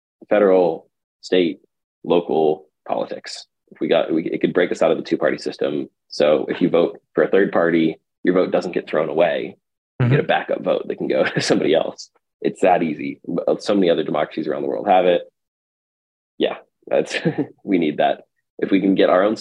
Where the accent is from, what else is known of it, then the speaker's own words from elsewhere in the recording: Texas, United States; also born or lived in California; now in New York, United States; I grew up in Texas, moved to California, and then New York